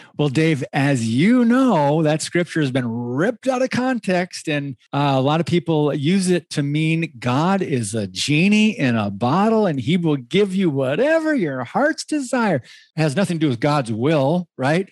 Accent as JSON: {"language": "English", "region": "Michigan", "country": "United States", "tie": "born or raised there", "also_born_or_lived": "Southern California", "moved": "yes", "said": "I grew up in Michigan, then moved out to California"}